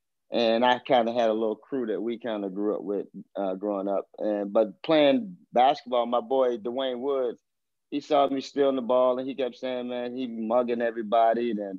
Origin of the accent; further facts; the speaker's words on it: Baltimore, Maryland, United States; I'm from Baltimore. Baltimore, grew up, like I said, in the inner city of Baltimore.